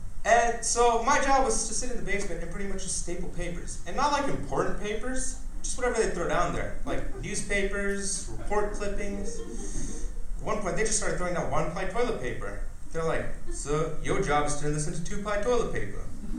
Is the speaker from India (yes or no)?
yes; India; Because I'm an Indian, my parents already arranged my marriage.